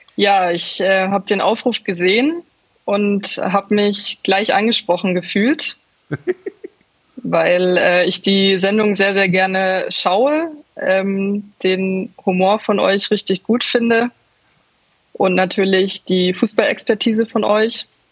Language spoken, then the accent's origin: German; Munich, Bavaria, Germany; ich komme ja, aus München